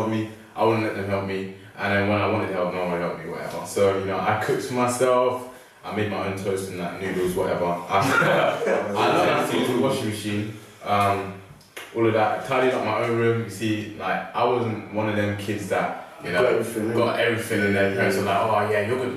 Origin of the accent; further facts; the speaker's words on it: London, United Kingdom; I'm from around the corner. I'm from central as well.